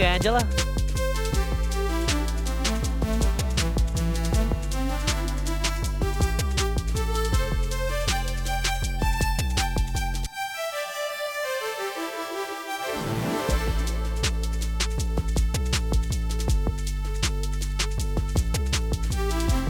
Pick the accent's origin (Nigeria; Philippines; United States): Philippines; for me as a Filipino